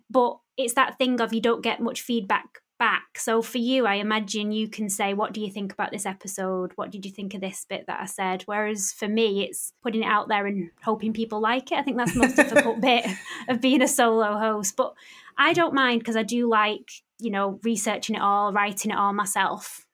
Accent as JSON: {"language": "English", "town": "Bury", "region": "North West England", "country": "United Kingdom", "tie": "born or raised there", "said": "my hometown in Bury"}